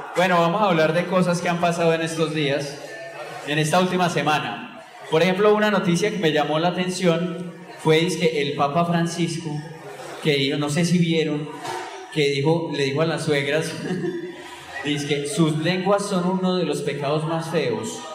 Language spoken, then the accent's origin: Spanish; Medellín, Antioquia, Colombia; en el barrio donde yo crecí, en Santo Domingo Sabio